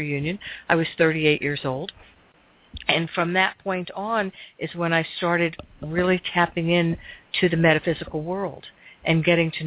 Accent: Miami, Florida, United States; moved away; also born or lived in Seattle area; I was from a very large high school. There were 1,160-some-odd people in my graduating class alone. It was a Miami High.

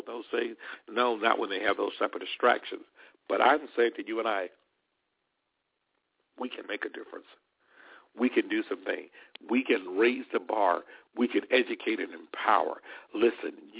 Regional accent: Alabama, United States; moved away; Alabama near my hometown here

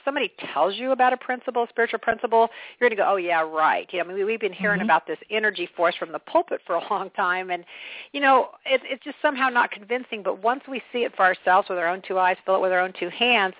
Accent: Kansas, United States; I'm a person from Kansas

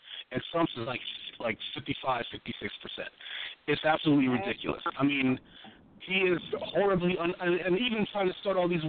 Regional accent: Freeport, United States; moved away; my hometown, back in Freeport

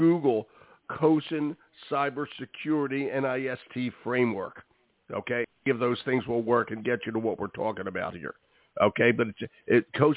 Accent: Philadelphia, Pennsylvania, United States; now in New England, United States; my hometown, the Eagles

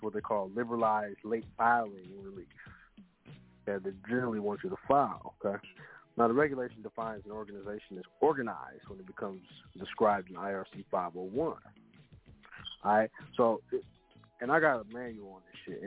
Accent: Kansas, United States; now in Missouri, United States; I'm from Kansas, right? I domicile in Missouri, but I'm from Kansas

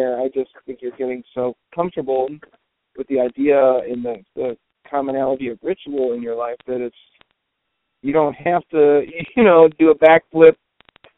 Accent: Cleveland, Ohio, United States; moved away; also born or lived in Vermont / New Orleans; I grew up in Cleveland

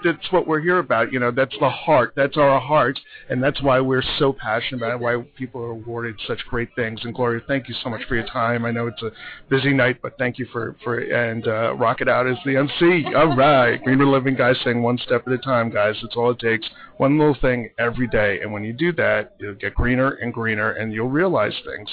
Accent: New York, United States; as a New Yorker

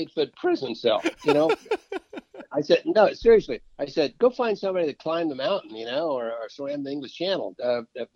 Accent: Kansas, Nebraska, Iowa, Midwest, United States; moved away as an adult; also born or lived in Indiana; I'd never been out of the four states of Kansas, Nebraska, Iowa. Well, of course, I was born in Indiana

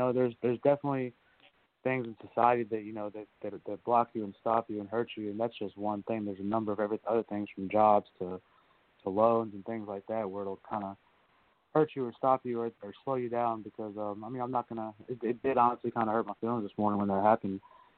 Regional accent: Bronx, New York, United States; born there; Yes, sir. I was born in the Bronx. Kind of lived all over from there.

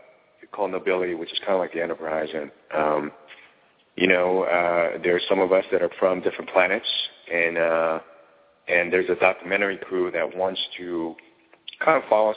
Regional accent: New York City, New York, United States; We grew up in New York City, but we moved almost every year, year and a half, couple of years or so.

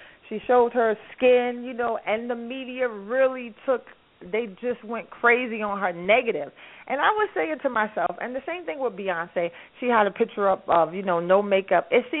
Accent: New York City, New York, United States; I'm born and raised in Harlem.

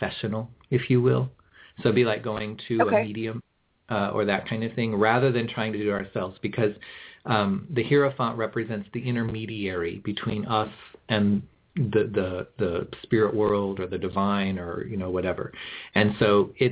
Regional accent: Kansas City, Missouri, United States; moved away; also born or lived in Tennessee; I actually grew up in Kansas City

